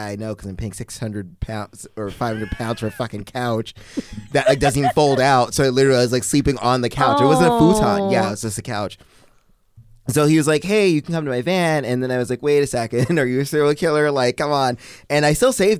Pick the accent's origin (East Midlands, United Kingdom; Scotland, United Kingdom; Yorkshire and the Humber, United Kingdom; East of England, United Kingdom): Scotland, United Kingdom; moved away; I'm Scottish, not Irish.